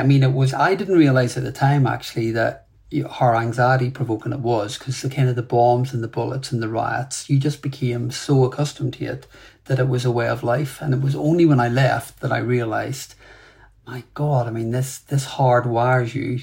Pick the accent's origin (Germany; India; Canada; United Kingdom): United Kingdom; Belfast, Northern Ireland; I grew up in Belfast, and grew up really in the 70s and 80s